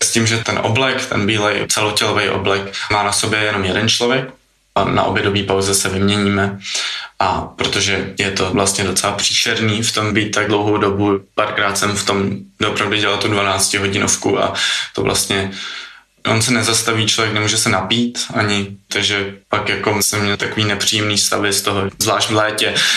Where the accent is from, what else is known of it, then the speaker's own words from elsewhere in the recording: Prague, Czechia; jsem z Prahy